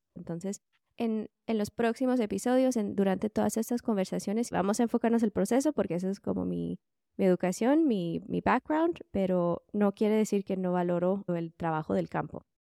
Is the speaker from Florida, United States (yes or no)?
no; California, United States; also born or lived in Guatemala; yo nací en Guatemala, pero estudié en los Estados Unidos. Entonces, cuando tenía cinco años, eh, nos fuimos de Guatemala a California